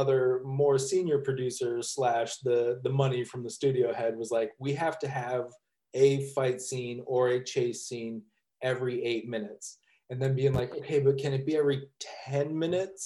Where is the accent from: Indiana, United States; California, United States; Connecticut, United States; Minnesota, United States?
Minnesota, United States; Minneapolis; I am from Minneapolis, but as everybody from Minnesota does, spends time at cabins